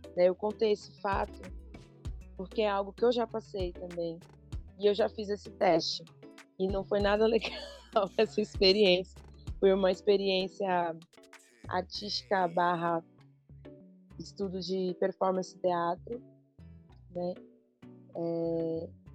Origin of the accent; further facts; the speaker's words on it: São Paulo, Brazil; Eu sou de São Paulo, mas eu trago essa ancestralidade da Bahia